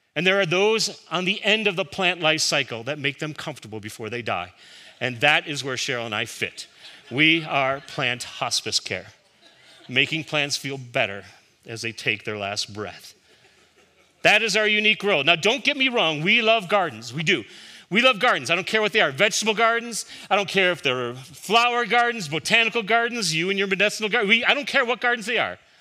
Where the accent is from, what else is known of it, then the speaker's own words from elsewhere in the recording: Chicago, Illinois, United States; Growing up in Chicago, my father kept a vegetable garden